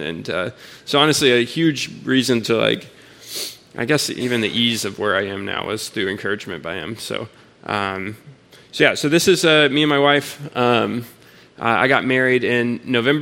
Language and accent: English; Houston, Texas, United States; I'm from Houston.